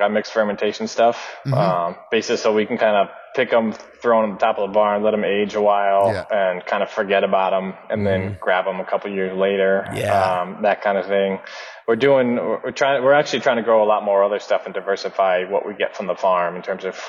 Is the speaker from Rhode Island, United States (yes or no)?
yes; Rhode Island, United States; also born or lived in Vermont; finished school in Vermont, moved back home to Rhode Island